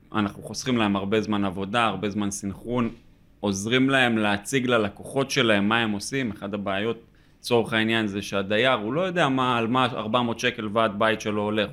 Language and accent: Hebrew; Northern District, Israel; moved away; אנחנו במקור מהצפון, מיישוב קהילתי